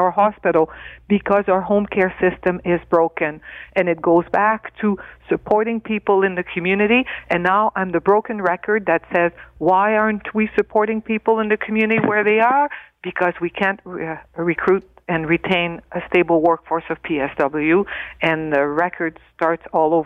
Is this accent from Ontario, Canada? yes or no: yes; Northern Ontario, Canada; I come from Northern Ontario